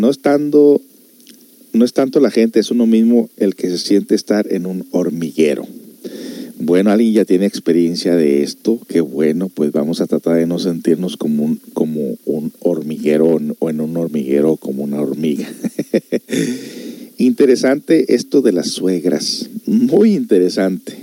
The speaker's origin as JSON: {"language": "Spanish", "country": "United States", "tie": "born or raised there", "said": "yo me crecí aquí en Estados Unidos"}